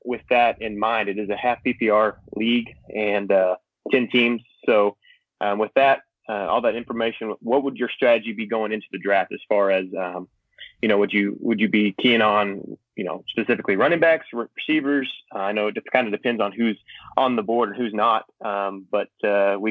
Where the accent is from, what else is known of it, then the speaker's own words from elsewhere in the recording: a city north of Dallas, Texas, United States; also born or lived in Oklahoma City; I'm from a city north of Dallas